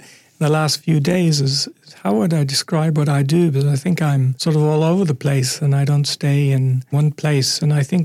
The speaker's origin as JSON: {"language": "English", "country": "Ireland", "tie": "born or raised there", "moved": "yes", "lives_now": "Canada", "said": "growing up in Ireland in the 60s"}